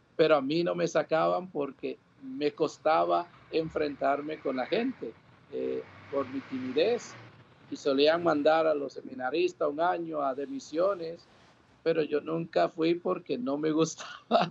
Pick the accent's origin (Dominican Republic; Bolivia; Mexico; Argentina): Dominican Republic; born or raised there; moved away; also born or lived in New York, United States / Puerto Rico